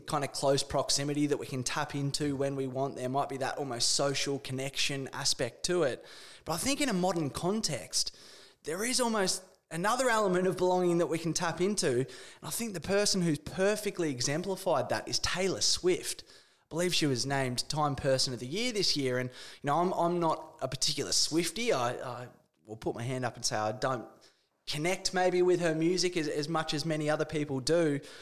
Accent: Australia; being an Australian

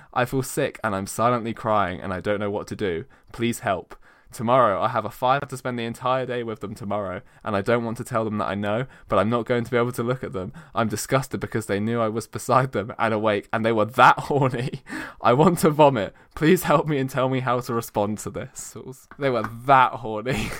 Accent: United Kingdom; We're very British

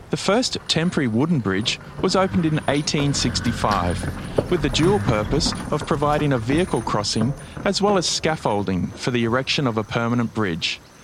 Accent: Brisbane, Queensland, Australia; I have a particular interest in my hometown, Brisbane, and my home state of Queensland

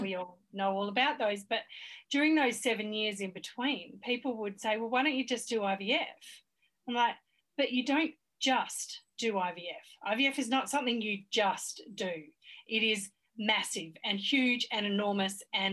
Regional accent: Australia; I'm so Australian.

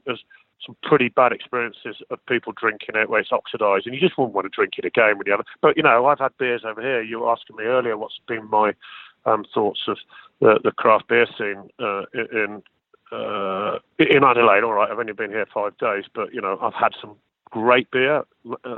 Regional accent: Midlands, United Kingdom; I was from the Midlands in the heart of England

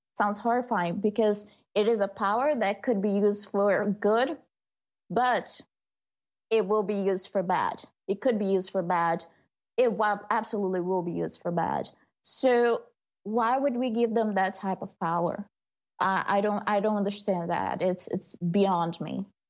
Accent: Brazil; moved away; my hometown, Brazil

